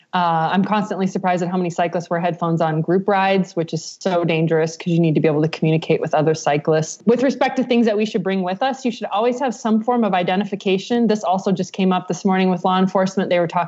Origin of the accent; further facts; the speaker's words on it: Midwest, United States; I'm from the Midwest, we wave at everybody kind of thing.